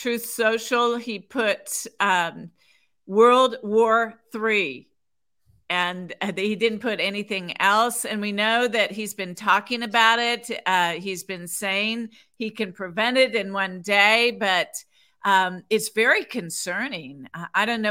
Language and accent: English; United States; I'm an American